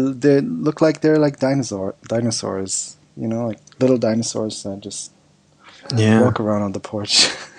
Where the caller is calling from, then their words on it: Thailand; Yeah, I'm calling in from Thailand.